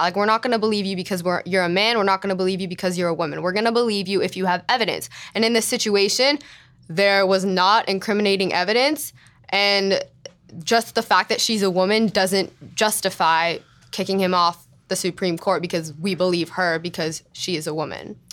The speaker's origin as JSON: {"language": "English", "town": "Los Angeles", "region": "California", "country": "United States", "said": "I'm from L"}